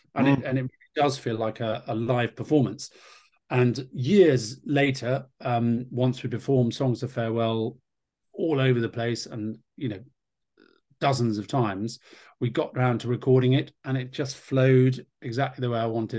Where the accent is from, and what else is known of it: United Kingdom